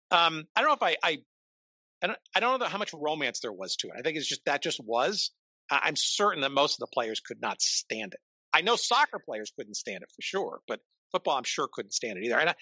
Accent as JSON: {"language": "English", "region": "Northern New Jersey", "country": "United States", "tie": "born or raised there", "said": "growing up in Northern New Jersey"}